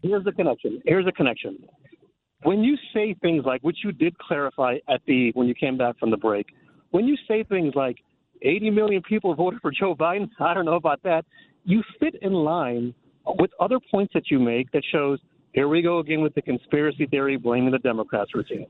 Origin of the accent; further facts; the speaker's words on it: India; now in Burbank, United States; I'm from India. My background's in India.